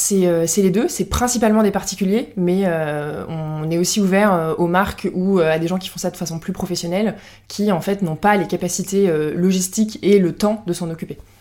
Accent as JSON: {"language": "French", "area": "Lorraine", "region": "Grand Est", "country": "France", "moved": "as an adult", "lives_now": "Paris, France", "said": "je viens de Lorraine, mais je suis à Paris depuis une bonne dizaine d'années maintenant"}